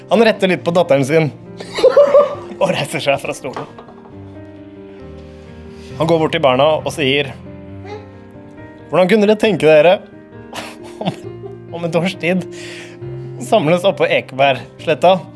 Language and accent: Norwegian; Oslo, Norway; Jeg har mye god Oslo-historie, eh, og jeg tenkte at det kunne være passende siden jeg er fra Nordstrand